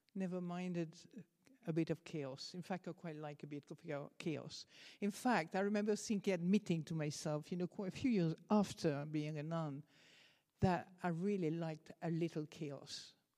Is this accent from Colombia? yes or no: no; France; accent: French; English is a second language; moved away; I'm French